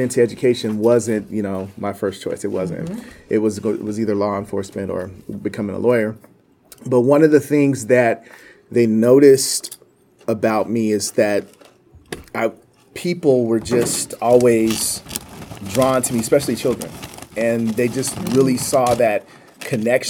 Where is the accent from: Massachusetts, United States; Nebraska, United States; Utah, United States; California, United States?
California, United States; Banning; also born or lived in San Diego; I was born and raised in Banning, California